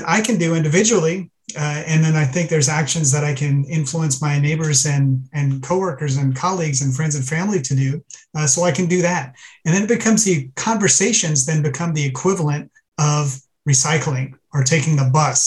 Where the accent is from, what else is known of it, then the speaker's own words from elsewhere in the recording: South Louisiana, United States; also born or lived in Iran; now in Southern California, United States; I was born in Iran. I grew up in South Louisiana, and I live currently in Southern California